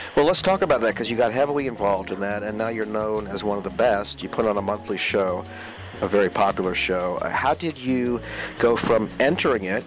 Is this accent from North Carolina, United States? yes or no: no; Maryland, United States; also born or lived in Northern Virginia; I'm from Northern Virginia and then Maryland